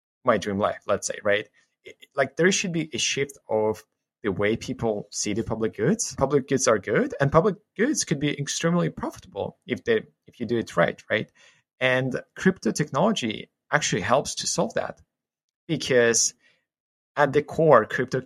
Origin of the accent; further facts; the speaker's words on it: Ukraine; I grew up in Ukraine, spent most of my life here